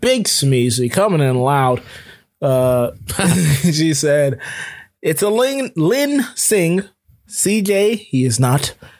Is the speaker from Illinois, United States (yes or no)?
no; Florida, United States; growing up in Florida, when I was growing up, I almost drowned.